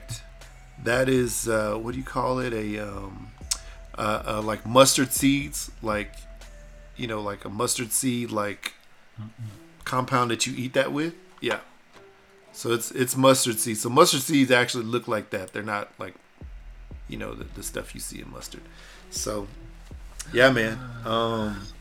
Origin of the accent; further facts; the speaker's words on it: Texas, United States; I was born in Texas and raised by parents who could cook